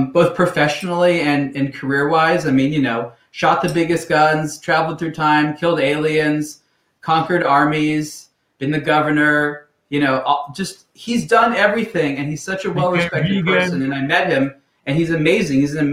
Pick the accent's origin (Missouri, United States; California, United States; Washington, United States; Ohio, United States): California, United States; Los Angeles; also born or lived in San Francisco; I grew up very close to where I'm living right now in Los Angeles.